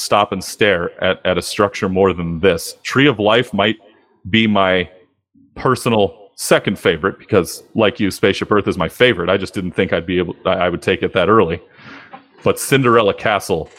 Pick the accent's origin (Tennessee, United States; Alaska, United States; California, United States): California, United States; I grew up in California